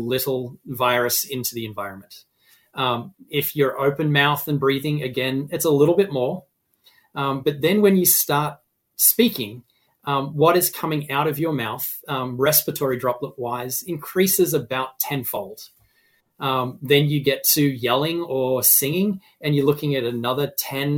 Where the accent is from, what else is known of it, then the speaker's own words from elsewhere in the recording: Australia; now in Massachusetts, United States; I am an Australian